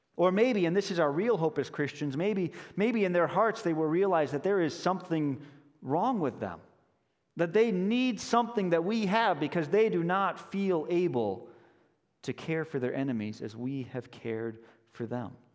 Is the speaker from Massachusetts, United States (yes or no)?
no; Denver, Colorado, United States; moved away as an adult; also born or lived in Chicago area; now in Chicago, United States; I grew up in Denver, but I went to college here in the Chicago area